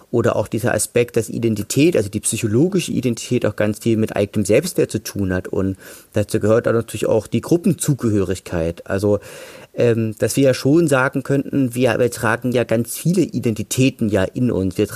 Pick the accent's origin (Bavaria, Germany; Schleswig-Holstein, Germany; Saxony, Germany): Saxony, Germany; Leipzig; now in Dresden, Germany; ich bin Sachse, ich bin, Le ich bin Leipziger, ich bin ja jetzt aber auch Dresdner